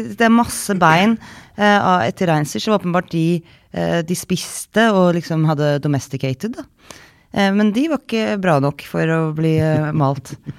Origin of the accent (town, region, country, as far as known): Norway; moved away